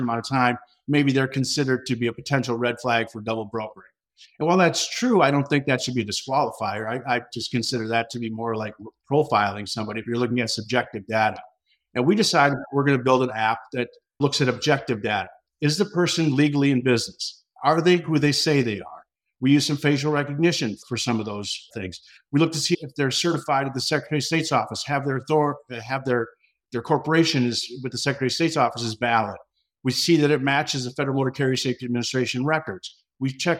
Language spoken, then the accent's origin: English; Pine City, Minnesota, United States; also born or lived in Twin Cities area, Minnesota; I grew up in a small town called Pine City, Minnesota